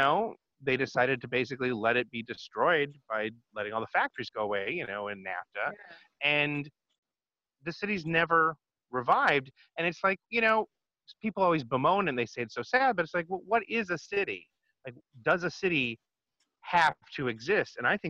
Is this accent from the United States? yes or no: yes; near Detroit, Michigan, United States; moved away; I grew up near Detroit when I was a little kid